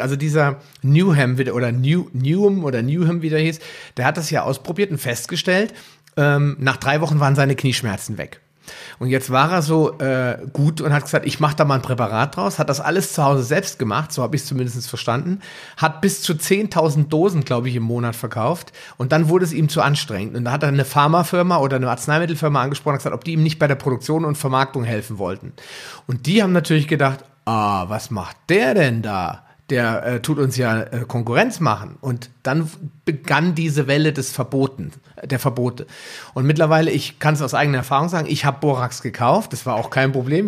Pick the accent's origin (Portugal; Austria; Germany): Germany; bei uns in Deutschland